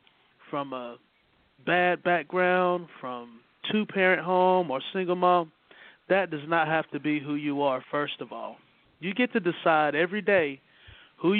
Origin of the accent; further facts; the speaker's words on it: Greer, South Carolina, United States; the culture of where I grew up at in Greer, South Carolina